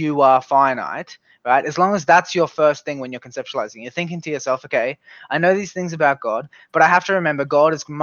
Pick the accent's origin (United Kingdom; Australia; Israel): Australia; I'm from Australia